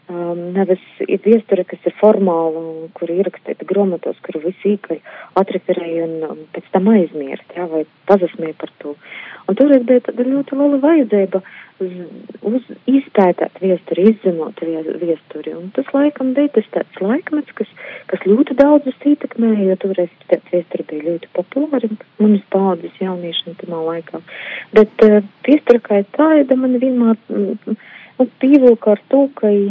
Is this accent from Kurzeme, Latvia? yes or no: no; Sakstagals, Latgale, Latvia; bet jā, es esmu no Latgaļas. Un es esmu uh, no, no, no Sakstagala, kas ir starp Viļānim un Rēzekni.